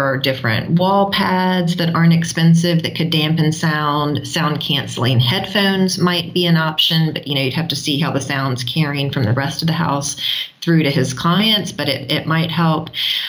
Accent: South Africa; Hi, we are a South African unschooling family.

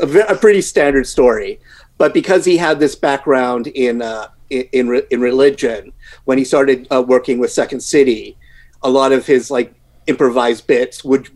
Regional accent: Canada; as a Canadian

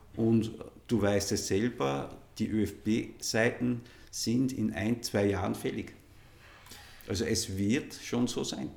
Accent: Innviertel, Upper Austria, Austria; ich bin einfach von meinem Ursprung und all meinen Karrieren immer wieder zu Hause im Innviertel gewesen und das ist mein, meine Heimat

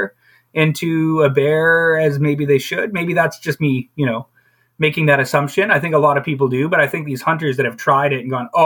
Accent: High River, Alberta, Canada; growing up in High River, especially like a farming community

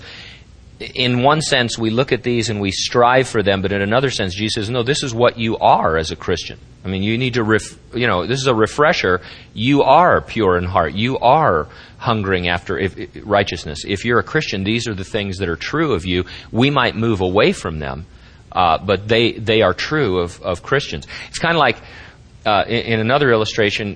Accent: Central California, United States; as an American people or as a Central California people

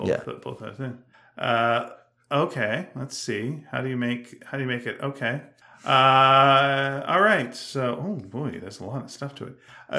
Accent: Canada; we're Canadian.

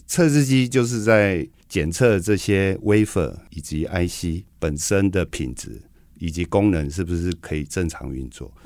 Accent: Taoyuan, Taiwan; 因为我是桃园人，所以刚开始的时候我是每天桃园新竹这样通车

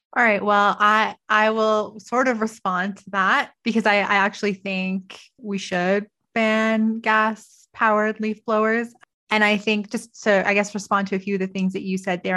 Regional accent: Toronto, Ontario, Canada; also born or lived in Vancouver; now in Calgary, Canada; I grew up in Toronto. I lived in Vancouver.

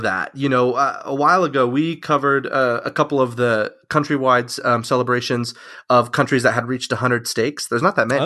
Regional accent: Mesa, Arizona, United States; I'm from Mesa, Arizona

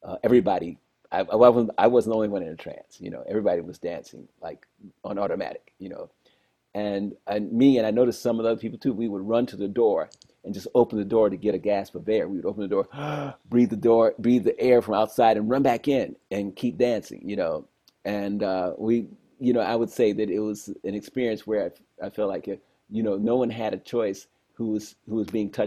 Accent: Detroit, Michigan, United States; I grew up in Detroit, one of the most musical places in the world

